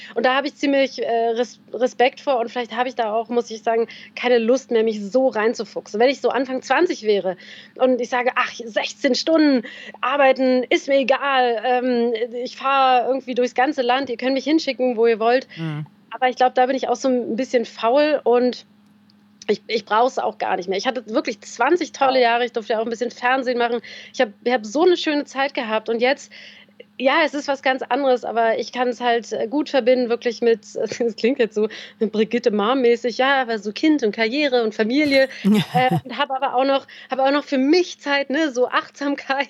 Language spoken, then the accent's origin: German; Berlin, Germany; moved away as an adult; now in Bavaria, Germany; mit 45 als äh, gebürtige Berlinerin meiner Heimat äh, entwurzelt worden